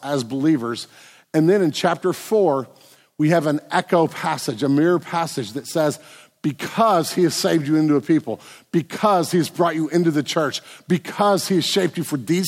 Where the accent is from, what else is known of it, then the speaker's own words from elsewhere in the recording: United States; we're Americans